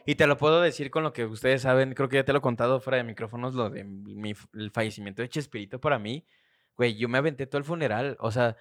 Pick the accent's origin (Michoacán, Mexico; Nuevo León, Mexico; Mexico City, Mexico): Mexico City, Mexico; tenía seis años cuando nos fuimos del centro de Iztapalapa.